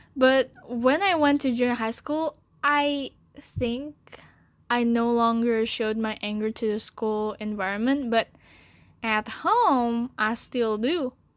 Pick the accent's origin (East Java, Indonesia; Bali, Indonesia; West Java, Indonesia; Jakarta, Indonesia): Jakarta, Indonesia; also born or lived in China; I was born in China and I stayed there for four years. Then my parents brought me to Jakarta